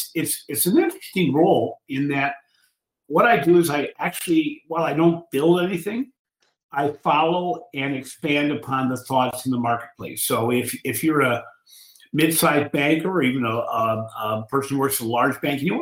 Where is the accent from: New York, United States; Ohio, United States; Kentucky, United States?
Ohio, United States; Cleveland; I'm from Cleveland, Ohio